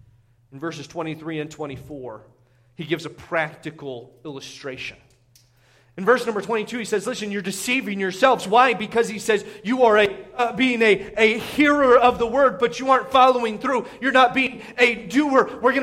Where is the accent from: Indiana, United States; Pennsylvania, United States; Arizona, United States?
Indiana, United States; growing up in Indiana playing basketball was you see this all the time.